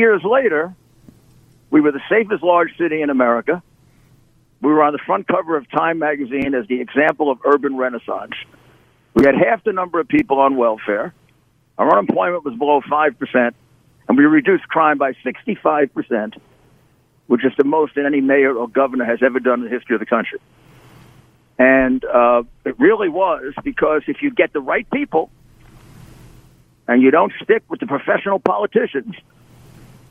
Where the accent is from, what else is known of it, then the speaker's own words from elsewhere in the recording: New York City, New York, United States; I'm a New Yorker. I'm a extremely, extremely dedicated New Yorker. I've basically grown up in New York City all my life. I was born there